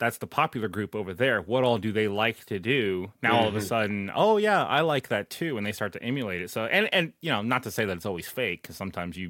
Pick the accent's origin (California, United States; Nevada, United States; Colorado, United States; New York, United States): Nevada, United States; Las Vegas; now in Chillicothe, United States; I was born in Las Vegas. Okay, like, yeah, I look Asian, but I'm American. Like, I was born and raised here